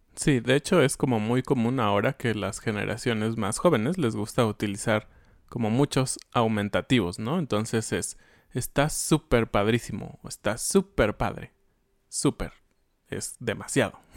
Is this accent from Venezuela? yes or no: no; Mexico; como somos los mexicanos